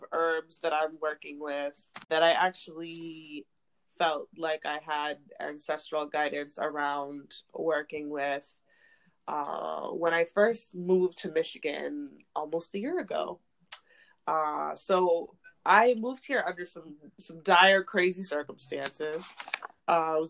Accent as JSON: {"language": "English", "country": "Zambia", "tie": "born or raised there", "said": "I was born in Zambia, and in Zambia they have different names for, or specifically the Lunda, the group of people that I was born into"}